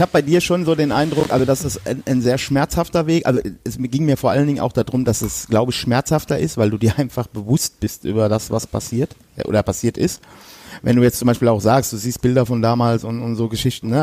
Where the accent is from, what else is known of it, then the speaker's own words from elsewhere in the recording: Westerwald, Rhineland-Palatinate, Germany; ich komme ja aus dem Westerwald, also, ähm, das ist hier zwischen Köln und Frankfurt